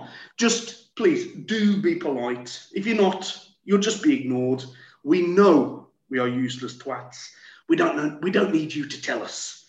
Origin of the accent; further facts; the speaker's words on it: France; English is a second language; from France